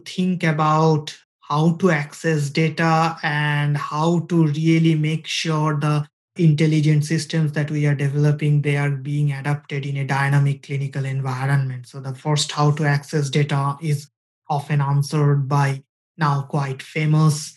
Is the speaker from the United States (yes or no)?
no; India; moved away; we come from India